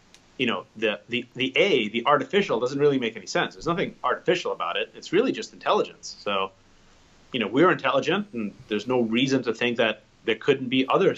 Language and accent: English; New York City, New York, United States; I grew up in the Bronx and in Parkchester, kind of central Bronx in the mid 80s